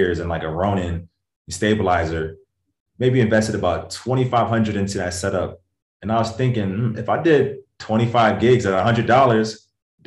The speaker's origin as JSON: {"language": "English", "town": "Hartford", "region": "Connecticut", "country": "United States", "tie": "born or raised there", "also_born_or_lived": "London / Bloomfield, Connecticut", "moved": "as an adult", "lives_now": "Los Angeles, United States", "said": "I grew up in Connecticut, a small state, you know, all my life."}